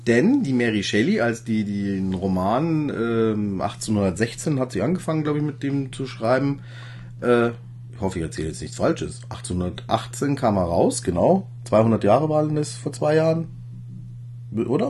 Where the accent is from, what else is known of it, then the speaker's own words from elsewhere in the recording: Ingolstadt, Bavaria, Germany; ich stamme ja aus Ingolstadt und ich wohne auch in Ingolstadt